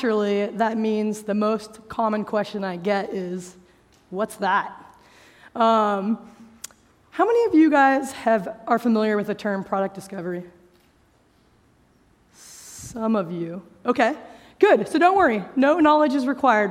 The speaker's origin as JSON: {"language": "English", "country": "United States", "said": "As you can tell, probably from how I speak English, I'm an American"}